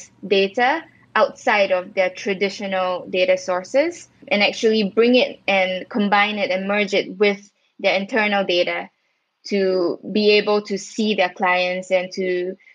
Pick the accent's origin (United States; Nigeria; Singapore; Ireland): Singapore; moved away; also born or lived in Israel; I was based in Israel as a Singaporean.